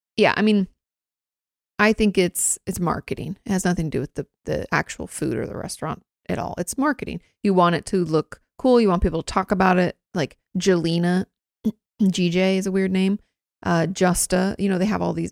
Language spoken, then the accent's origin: English; Washington, United States; moved away as an adult; "Oh, where you from?" I was like, "Oh, Washington."